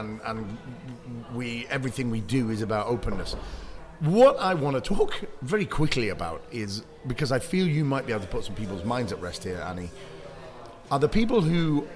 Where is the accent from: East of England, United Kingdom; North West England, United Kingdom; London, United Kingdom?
North West England, United Kingdom; Bury; moved away; I'm from Bury.